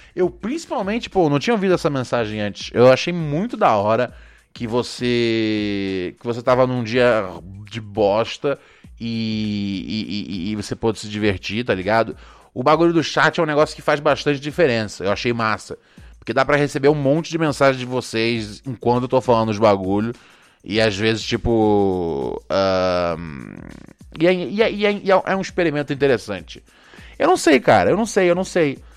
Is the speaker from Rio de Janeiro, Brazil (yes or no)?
yes; Rio de Janeiro, Brazil; eu cresci no Rio, então é lá onde eu vi